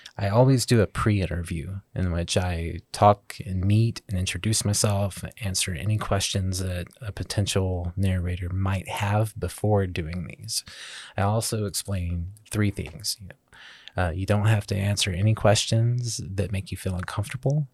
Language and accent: English; Southeast Arkansas, United States; Growing up in Southeast Arkansas